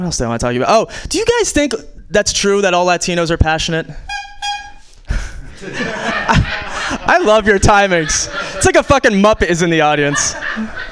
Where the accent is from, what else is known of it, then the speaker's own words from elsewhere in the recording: New York, United States; moved away as an adult; I was born in the States, though, born and raised in New York.